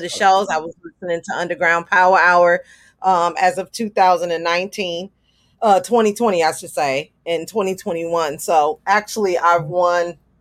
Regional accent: Milwaukee, Wisconsin, United States; I am from Milwaukee, Wisconsin

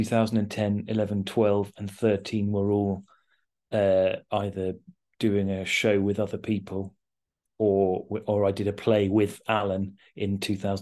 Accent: Horsham, South East England, United Kingdom; moved away; also born or lived in London / Chichester; I'm from Horsham in West Sussex

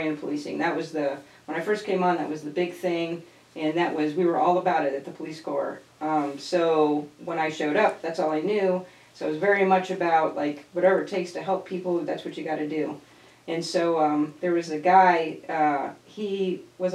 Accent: Fort Lauderdale, Florida, United States; now in Tampa, United States; I grew up in Fort Lauderdale

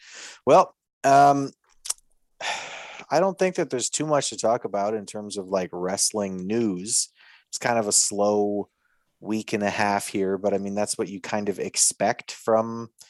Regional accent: Canada; I'm from Canada.

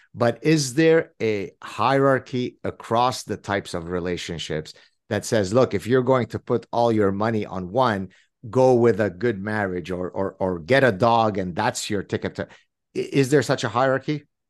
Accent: French Canada, Canada; I come from French Canada

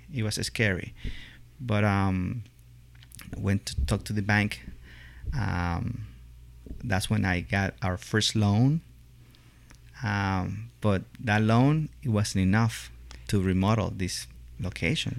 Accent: Venezuela; moved away as an adult; also born or lived in Italy / Ohio, United States; now in Lexington, United States; I uh, was born born and raised in Venezuela

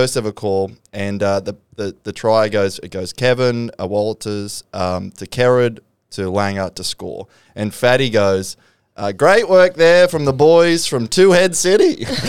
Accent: Brisbane, Queensland, Australia; I grew up in Brisbane and we just call Ipswich Two Head City.

